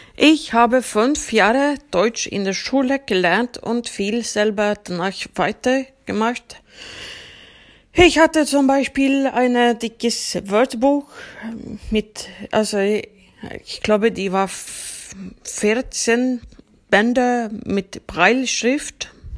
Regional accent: Uppsala, Uppsala County, Sweden; German is a second language; ich komme aus Uppsala, Schweden. Uppsala liegt ca. 70 Kilometer nördlich von Stockholm entfernt. Ich bin auch dort geboren und aufgewachsen

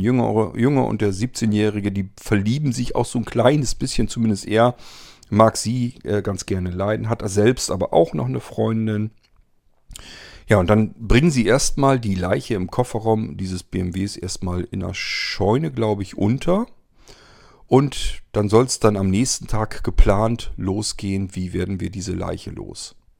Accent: Barenburg, Lower Saxony, Germany; ich bin ja aufgewachsen in der Nähe von Suling in einem kleinen Kaff, das heißt Barenburg und Barenburg liegt im Landkreis Diepholz

